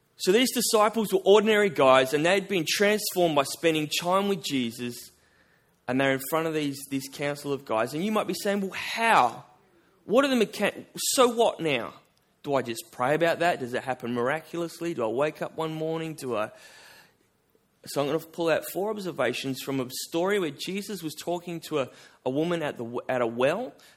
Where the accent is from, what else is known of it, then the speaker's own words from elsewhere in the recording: Albany, Western Australia, Australia; I'm from Albany. Uh, it's about four hours south of here.